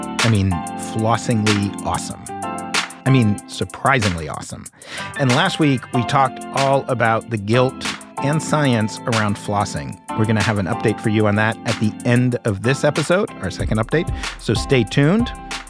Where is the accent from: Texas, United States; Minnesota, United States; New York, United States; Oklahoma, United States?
New York, United States; New York City; I was born in 1970 in Greenwich Village. I grew up my whole childhood in Greenwich Village, New York. That was the whole world I knew.